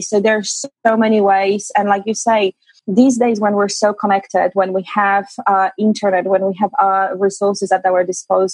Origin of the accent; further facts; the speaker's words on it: Poland; moved away as an adult; now in London, United Kingdom; I am originally from Poland, but I moved to UK, to London, UK, after my university, after I graduated, and I've been living there for the past 13 years